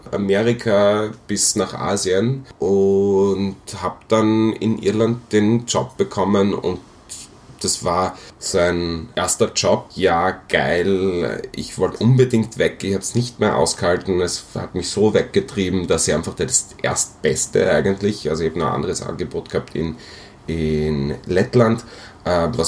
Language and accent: German; Graz, Styria, Austria; moved away; Speziell, also ich komme aus Graz, wird, glaube ich, nicht mehr nach Graz zurückgehen von meinem jetzigen Plan